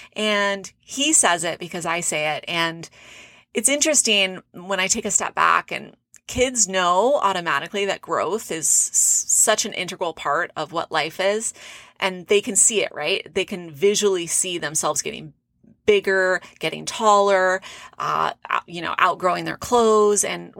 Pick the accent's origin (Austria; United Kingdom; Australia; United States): United States; California; close to where I grew up in Orange County, California. And it's always fun to go back. Love living in Arizona